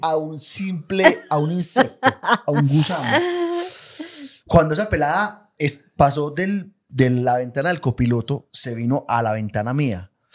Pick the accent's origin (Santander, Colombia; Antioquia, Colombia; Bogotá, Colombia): Antioquia, Colombia; Itagüí; yo soy de Medellín, yo eh, de, Itagüí